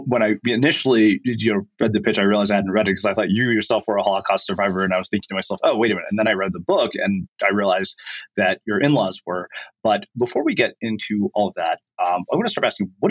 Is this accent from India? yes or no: yes; India; as an Indian person